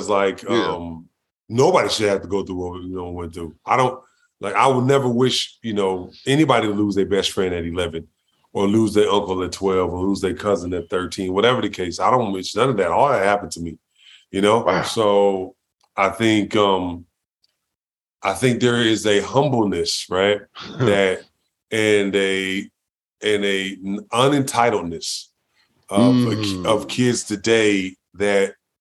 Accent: Los Angeles, California, United States; I grew up in South Central L.A., you know, when it was the murder capital of the world at the time

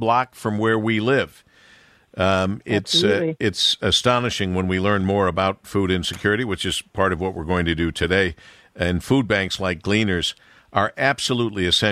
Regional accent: Monroe, United States; growing up in Monroe

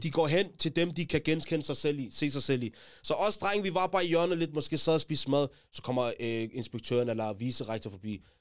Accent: Taastrup, Capital Region of Denmark, Denmark; Jeg kommer fra Tostrup, ligesom JG

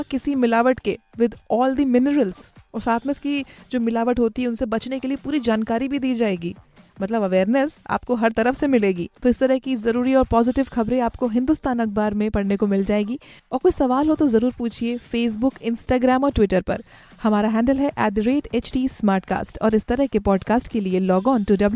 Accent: Kanpur, Uttar Pradesh, India

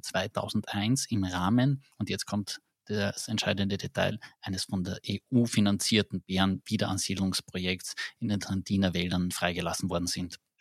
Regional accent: Carinthia, Austria; bei uns in Kärnten

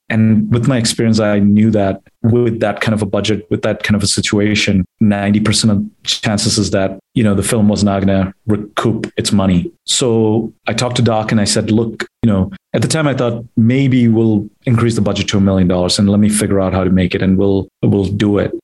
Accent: Chicago, Illinois, United States; I grew up mainly in Chicago

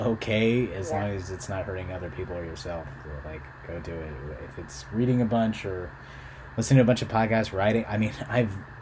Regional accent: Philippines; now in United States; I was born in the Philippines in the late 80s, and that was a terrible place to be.

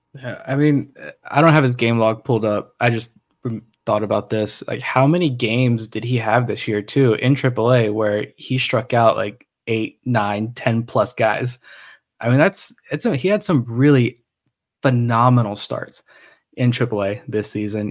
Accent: Suffolk, Virginia, United States; I grew up in Suffolk

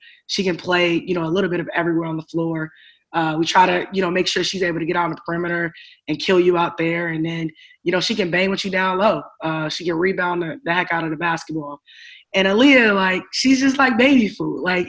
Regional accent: Chicago, Illinois, United States; I'm from Chicago, right?

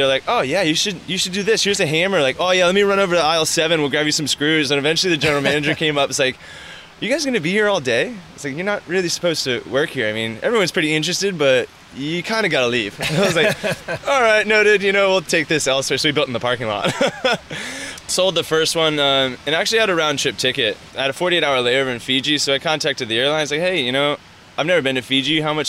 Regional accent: Florida, United States; moved away as an adult; also born or lived in Colorado / New Zealand / Australia; I was living in Colorado and just loved it, but I'm from Florida, so I'm a water rat

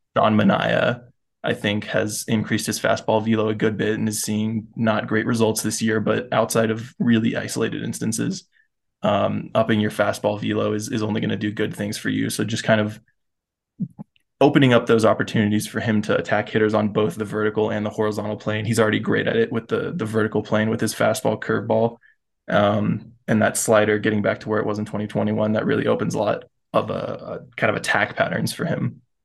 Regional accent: Florida, United States; I grew up in Florida, so closest team was the Rays

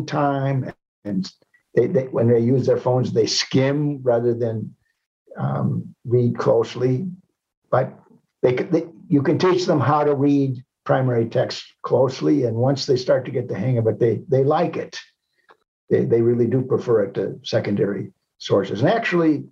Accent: United States; also born or lived in Rome, Italy; I feel ashamed of being an American.

